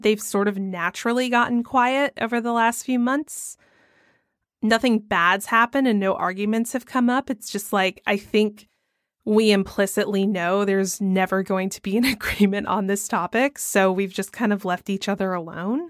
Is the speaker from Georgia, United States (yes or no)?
yes; Georgia, United States; I'm from Georgia